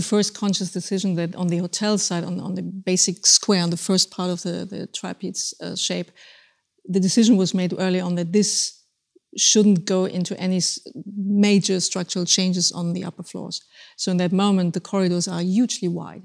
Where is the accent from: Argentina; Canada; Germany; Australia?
Germany; moved away; Germany, my home country